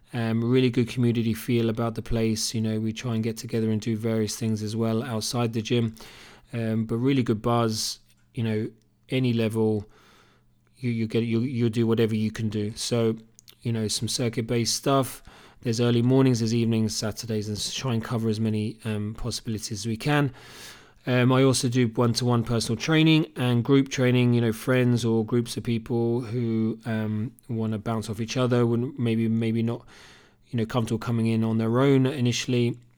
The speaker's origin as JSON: {"language": "English", "town": "Cambridge", "region": "East of England", "country": "United Kingdom", "tie": "born or raised there", "also_born_or_lived": "Australia", "accent": "Cambridge", "moved": "as an adult", "lives_now": "Killarney, Ireland", "said": "It's actually a Cambridge accent. I was born and bred in Cambridge in the U K."}